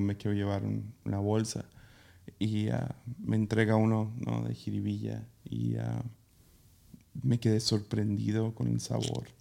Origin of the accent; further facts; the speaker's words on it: Mazatlán, Sinaloa, Mexico; crecí en Mazatlán